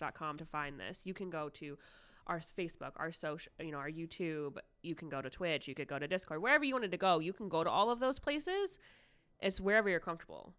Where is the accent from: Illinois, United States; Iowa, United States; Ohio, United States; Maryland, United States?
Ohio, United States; Yes, I am Ohio born and raised. I have lived here my entire life.